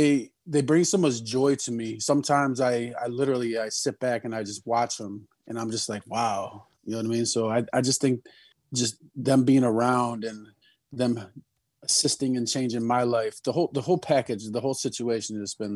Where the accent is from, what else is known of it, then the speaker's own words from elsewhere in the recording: Michigan, United States; I am from Michigan.